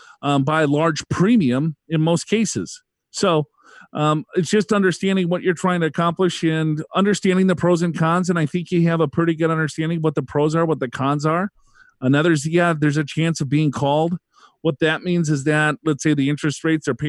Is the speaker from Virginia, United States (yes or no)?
no; Minnesota, United States; moved away; I'm from Minnesota originally